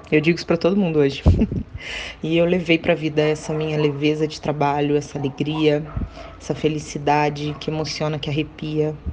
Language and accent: Portuguese; Niterói, Rio de Janeiro, Brazil; also born or lived in Salvador; eu sou de Niterói, mas já morei em Salvador.